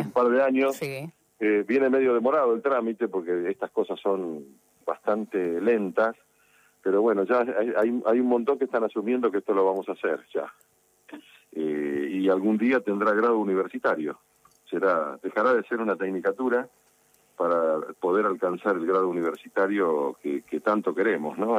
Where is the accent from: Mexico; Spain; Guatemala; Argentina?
Argentina; Avellaneda, Buenos Aires Province; soy vecino de Avellaneda